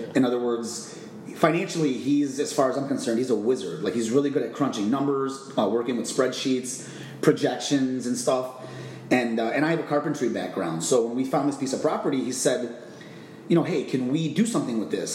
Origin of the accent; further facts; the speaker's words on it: Chicago, Illinois, United States; moved away as an adult; now in Phoenix, United States; I'm originally from Chicago, Illinois. Uh, I moved out to the Phoenix area almost two years ago